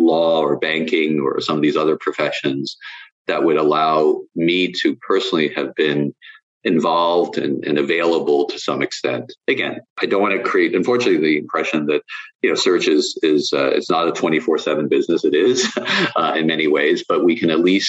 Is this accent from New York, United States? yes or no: yes; New York City, New York, United States; moved away as an adult; also born or lived in London, United Kingdom; now in Northern Virginia, United States; I'm from New York City originally